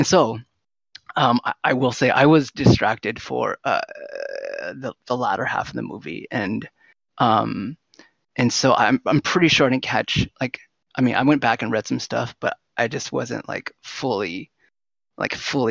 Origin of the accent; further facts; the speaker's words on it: San Jose, California, United States; I'm from San Jose, okay? I'm pretty Vietnamese